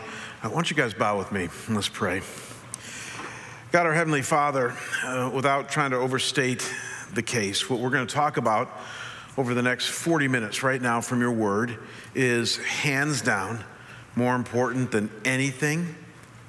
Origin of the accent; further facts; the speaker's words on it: Chagrin Falls, Ohio, United States; In Cleveland, where I grew up